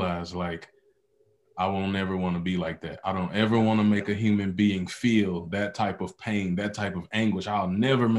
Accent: Mississippi, United States; Then I grew up in Mississippi, which is one of the poorest states

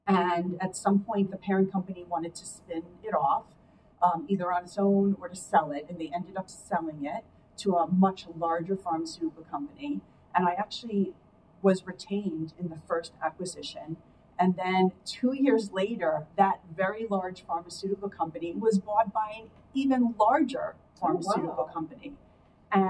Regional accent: New Jersey, United States; moved away as an adult; now in Dallas, United States; I am born and raised in New Jersey

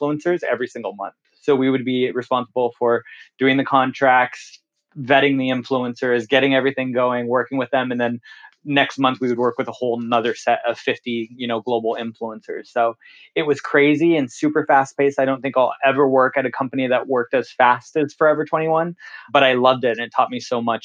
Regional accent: California, United States; moved away as an adult; I'm born and raised in California

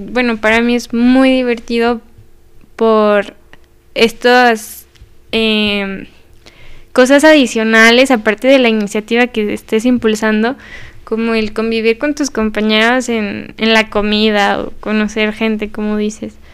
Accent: Zacatecas, Mexico; que soy zacatecana

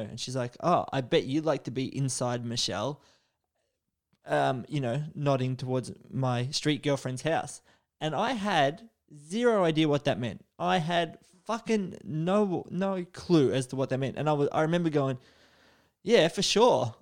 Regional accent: Australia; first language English; I'm a, a native English speaker, although some would argue that being Australian

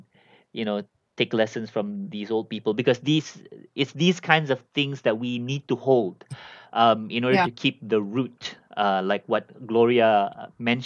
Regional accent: Malaysia; I'm from Malaysia

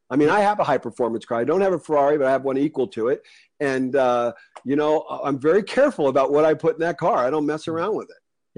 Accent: United States; I'm an American. I'm very lucky to be an American.

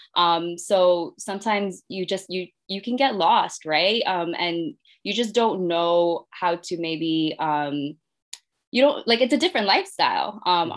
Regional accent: Mississauga, Ontario, Canada; I'm from Mississauga

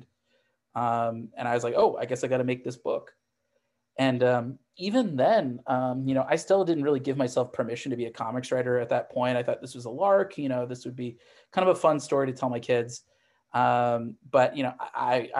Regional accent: Missouri, United States; I grew up in Missouri

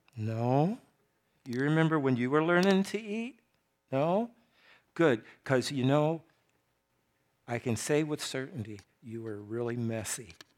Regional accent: United States; I'm from the United States of America

